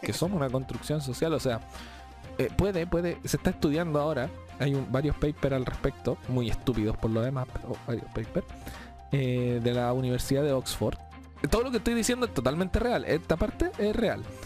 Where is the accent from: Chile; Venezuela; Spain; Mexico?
Chile; todos los chilenos somos